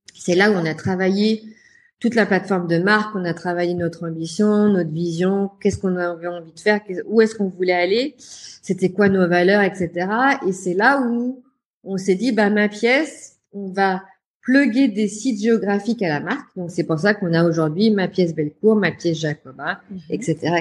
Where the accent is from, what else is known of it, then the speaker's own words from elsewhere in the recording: Lyon, Auvergne-Rhône-Alpes, France; j'ai trouvé du travail à Lyon, comme quoi je ne devais pas quitter ma ville natale